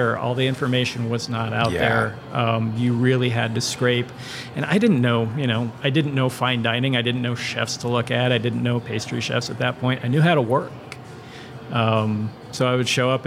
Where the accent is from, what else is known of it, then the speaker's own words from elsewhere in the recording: Indianapolis, Indiana, United States; grew up here in Indianapolis